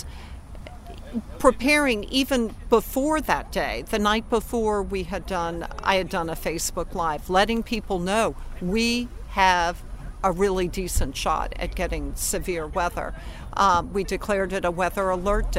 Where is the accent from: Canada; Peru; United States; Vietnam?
United States; New Orleans, Louisiana; I grew up here